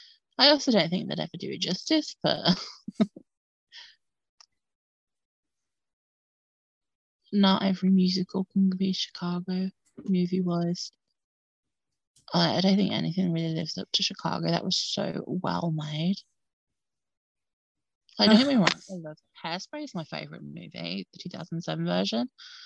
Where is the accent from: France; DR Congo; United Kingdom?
United Kingdom; obviously I'm British.